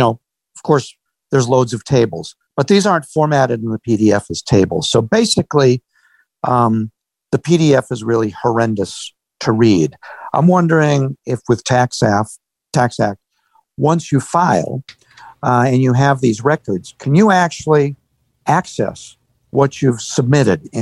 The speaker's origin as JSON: {"language": "English", "region": "Massachusetts", "country": "United States", "said": "I am from Taxachusetts, as it's called."}